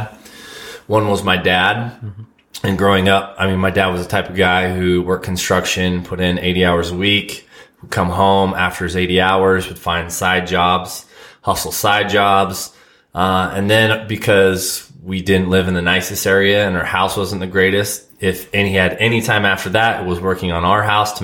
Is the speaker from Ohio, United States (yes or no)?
no; Southern California, United States; moved away as an adult; also born or lived in Utah; I grew up in Southern California